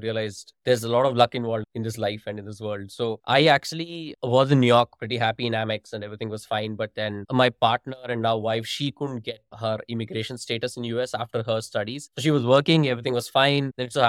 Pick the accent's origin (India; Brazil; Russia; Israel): India; Hyderabad, Telangana; moved away as an adult; also born or lived in United Kingdom; Hyderabad, which is my hometown.